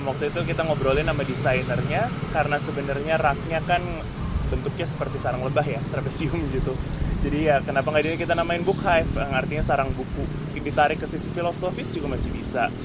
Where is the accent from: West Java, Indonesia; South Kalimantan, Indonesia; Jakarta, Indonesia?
Jakarta, Indonesia; aku orang Jakarta yang lumayan skeptis